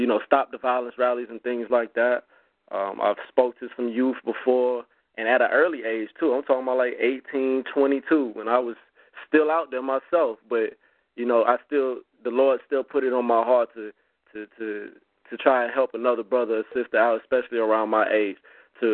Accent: Augusta, Georgia, United States; I am from Augusta, Georgia

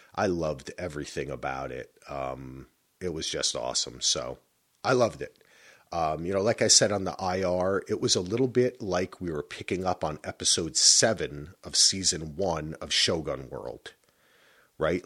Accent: United States; growing up in New Yo-, you know, New Jersey, New York

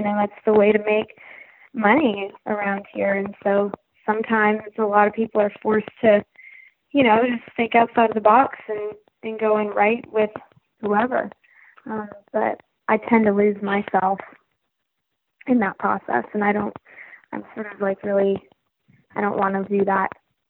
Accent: Vancouver, British Columbia, Canada; moved away as an adult; now in Nashville, United States; when I came to Nashville, I came from Vancouver, Canada

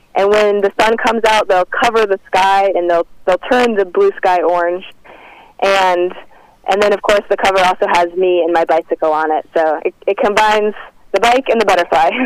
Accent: Kansas, United States; moved away; I'm actually from Kansas

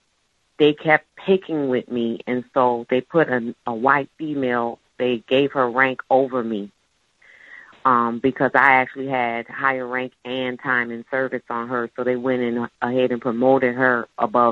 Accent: New Orleans, Louisiana, United States; I'm not just stationed in New Orleans. This is my hometown.

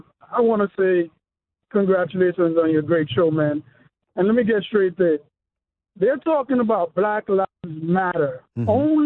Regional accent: New York, United States; now in Atlanta, United States; And I'm a black guy. I grew up in New York. I moved to Atlanta, Georgia

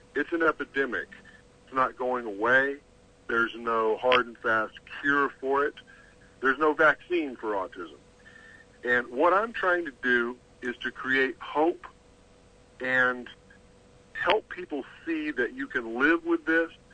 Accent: Texas, United States; I'm from Texas

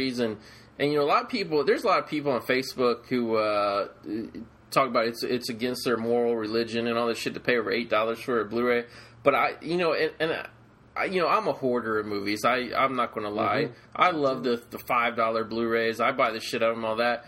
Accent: Ohio, United States; moved away as an adult; now in California, United States; when I was a kid growing up in Ohio

